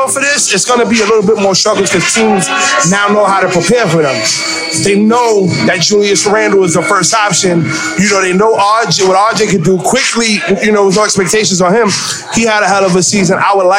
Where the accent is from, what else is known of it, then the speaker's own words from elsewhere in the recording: New York, United States; I'm from the Bronx, so I'm by default a Knicks fan.